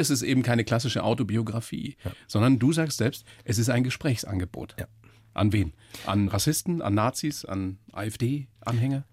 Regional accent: Upper Palatinate, Bavaria, Germany; ich bin in der Oberpfalz groß geworden.

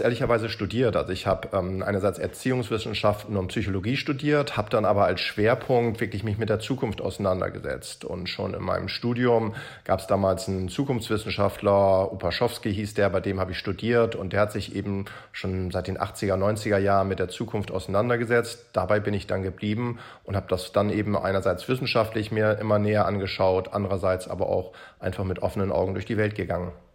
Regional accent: Hamburg, Germany; Ich komme ja aus Hamburg

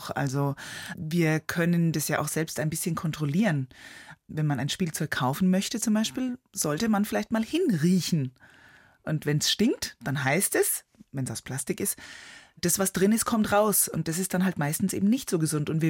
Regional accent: Neuschleichach, Bavaria, Germany; Ja, also immer wenn ich Vorträge halte, dann frage ich auch die Leute, ob sie Neuschleichach kennen.

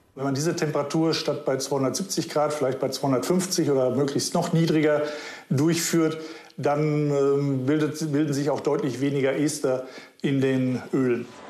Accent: Germany; Bei uns in Deutschland

